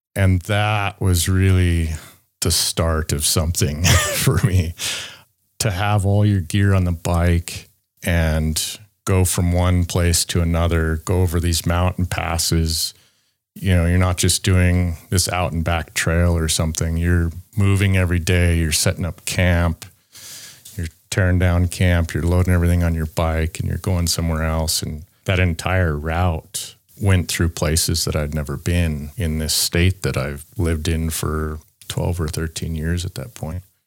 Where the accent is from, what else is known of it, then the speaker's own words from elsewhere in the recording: Loveland, Colorado, United States; I'm from Loveland, Colorado, United States